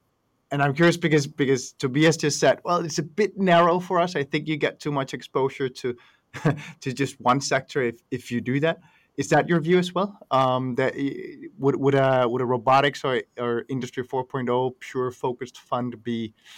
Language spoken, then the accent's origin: English; Denmark; I'm from Denmark